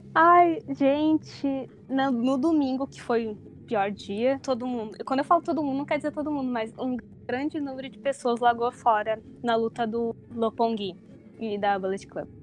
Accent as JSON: {"language": "Portuguese", "town": "Porto Alegre", "region": "Rio Grande do Sul", "country": "Brazil", "moved": "as an adult", "lives_now": "Tokyo, Japan", "said": "eu tenho 27 anos, eu sou de Porto Alegre"}